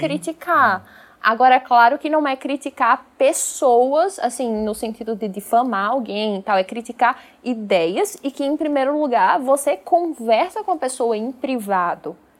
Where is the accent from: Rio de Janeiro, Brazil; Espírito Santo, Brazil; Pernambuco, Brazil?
Pernambuco, Brazil; o Gilberto Freire lá da minha terra